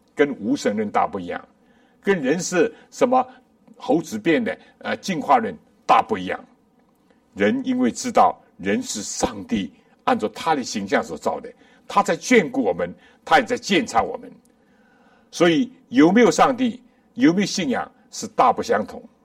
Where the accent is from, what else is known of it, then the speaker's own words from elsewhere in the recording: China; 我们中国人也讲